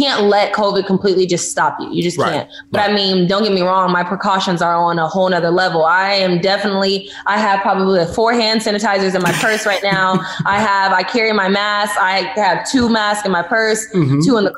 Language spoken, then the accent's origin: English; Houston, Texas, United States; now in Los Angeles, United States; Well, okay, so I am actually, I currently live in Los Angeles, California.